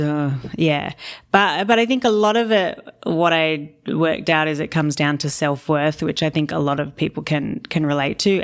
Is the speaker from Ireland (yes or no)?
no; Australia; I work in kilos 'cause I'm Australian